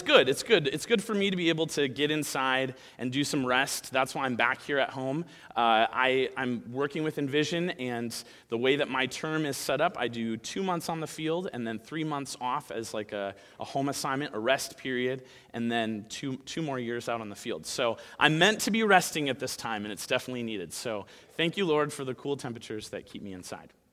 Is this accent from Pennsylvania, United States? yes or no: no; Minnesota, United States; moved away as an adult; now in Taiwan; I'm from Minnesota